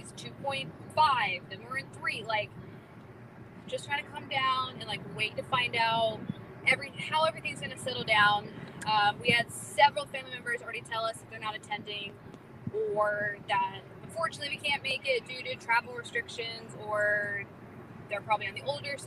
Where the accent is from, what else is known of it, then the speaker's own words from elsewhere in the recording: North Carolina, United States; moved away as an adult; also born or lived in Florida; I grew up in North Carolina pretty much my entire life